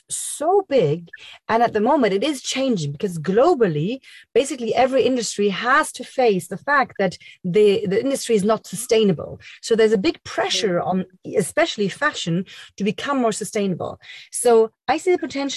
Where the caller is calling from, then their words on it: Berlin, Germany; I'm calling from Berlin, Germany.